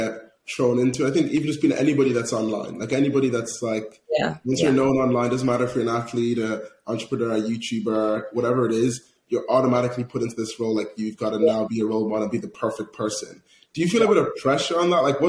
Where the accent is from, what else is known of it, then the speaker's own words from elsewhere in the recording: Ireland; growing up in Ireland